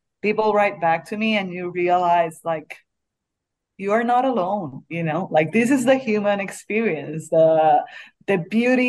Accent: Puerto Rico; moved away; also born or lived in Beirut; I say it in Spanish because I'm from Puerto Rico

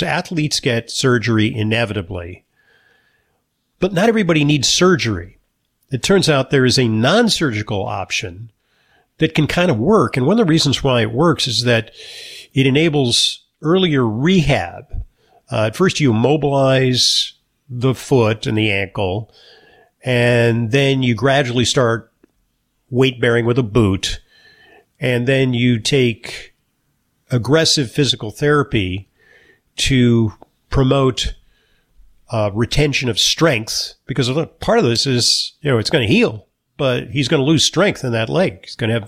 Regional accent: New York, United States; I'm a New Yorker

